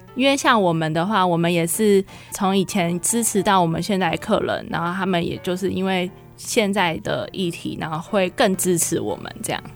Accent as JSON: {"language": "Chinese", "town": "Hsinchu", "country": "Taiwan", "tie": "born or raised there", "said": "我们姐妹是在新竹长大的，然后所以我们想要回到我们的家乡，然后为我们家乡就是开一间店面这样子"}